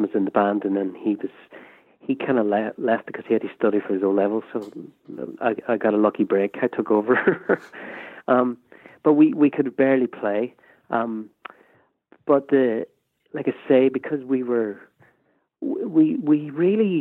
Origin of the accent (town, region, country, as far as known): Derry, Northern Ireland, United Kingdom; born or raised there